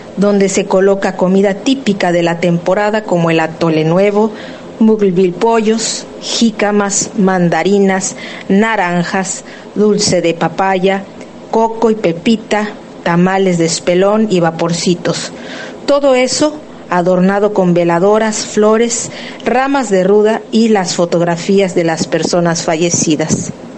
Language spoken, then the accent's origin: Spanish; Mexico; mexicana, cantante de lenguas originarias